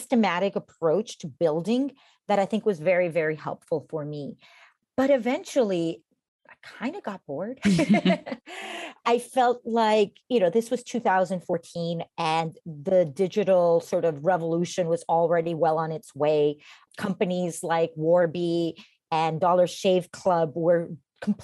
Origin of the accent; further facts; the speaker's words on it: Costa Rica; moved away as an adult; now in United States; I'm originally from Costa Rica